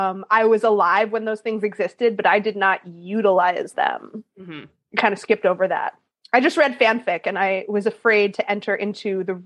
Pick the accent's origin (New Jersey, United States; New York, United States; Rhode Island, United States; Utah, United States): Rhode Island, United States; Providence; I mean, for New England, I grew up in Providence, Rhode Island, but you know, it's a college town.